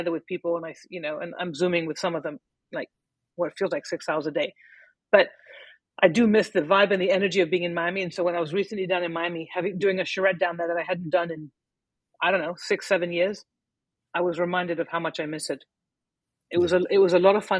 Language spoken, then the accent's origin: English; Paris, Île-de-France, France; moved away as an adult; also born or lived in Lebanon / Milwaukee, Wisconsin; now in United States; growing up in Paris, lots of Lebanese friends